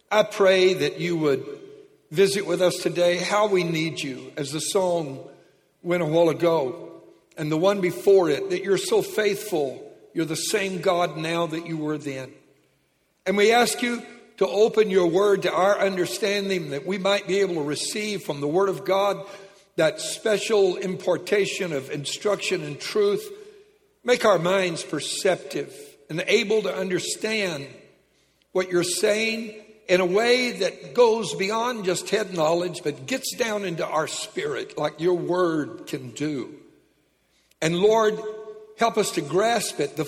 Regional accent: Lake Charles, Louisiana, United States; When I was a kid, I was raised in Lake Charles, Louisiana

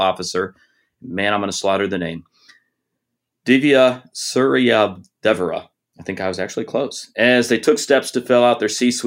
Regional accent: Detroit, Michigan, United States; moved away; I'm originally from Detroit

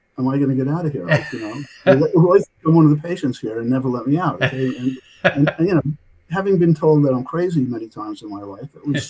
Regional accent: New York City, New York, United States; also born or lived in New Jersey; now in Loudonville, United States; I'm calling in from Loudonville, New York. I'm from New York. I was born in New Jersey, but grew up in Brooklyn, New York. Always a Brooklyn boy.

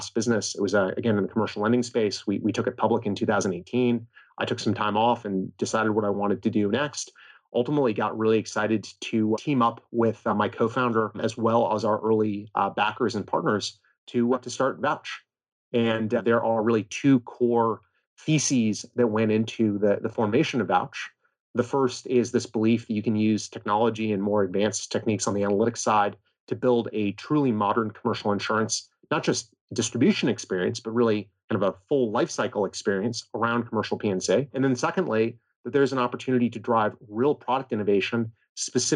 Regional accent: West Coast, United States; I grew up on the West Coast in a reasonably academic family

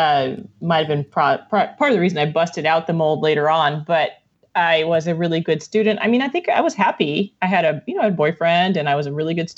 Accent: Iowa, United States; born there; I was born in Iowa, straight up corn fed.

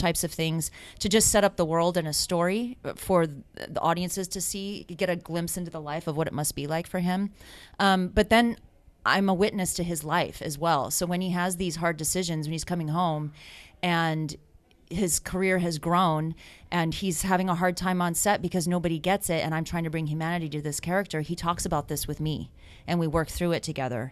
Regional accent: United States; I'm American

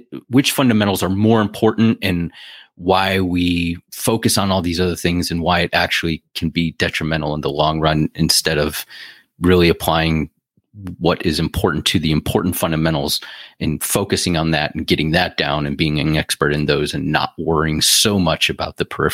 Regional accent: Ohio, United States; moved away as an adult; also born or lived in California; I moved back here from California. So, and it wasn't for the weather. So, in you know, Ohio

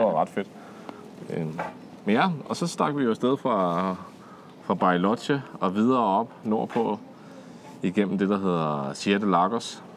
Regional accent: Denmark; hjemme i Danmark, hvor vi har cykelstier og sådan noget

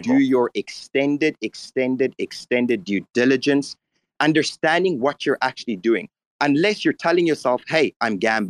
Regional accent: South Africa; I'm from South Africa.

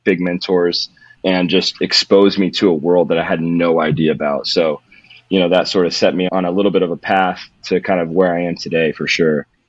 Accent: Modesto, California, United States; I, I originally grew up in California. I'm from California. I'm from the mecca of carjackings which is Modesto, California

